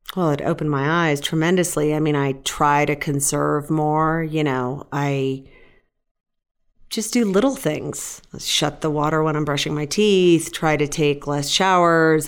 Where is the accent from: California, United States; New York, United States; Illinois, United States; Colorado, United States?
California, United States; Fresno; I'm from Fresno. Mark and I went to the same high school